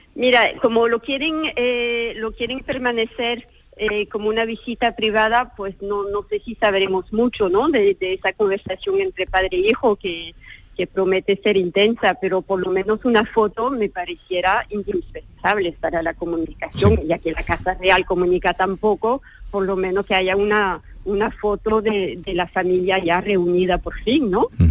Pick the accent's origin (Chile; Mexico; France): France; hablo como francesa, francesa